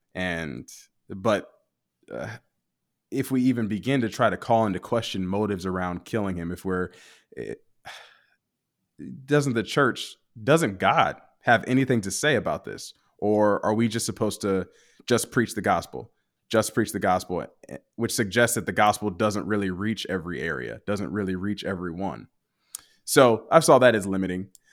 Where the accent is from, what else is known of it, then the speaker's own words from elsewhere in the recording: United States; a black man growing up in the United States